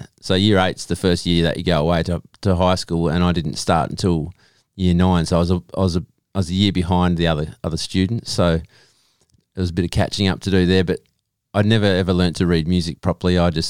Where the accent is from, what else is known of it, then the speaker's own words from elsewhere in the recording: Lake Grace, Western Australia, Australia; Yep. Little country town called Lake Grace.